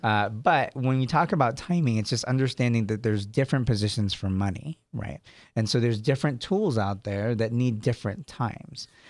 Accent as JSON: {"language": "English", "town": "San Jose", "region": "California", "country": "United States", "tie": "born or raised there", "also_born_or_lived": "Sacramento", "said": "I was born in San Jose, lived in Sacramento for a while"}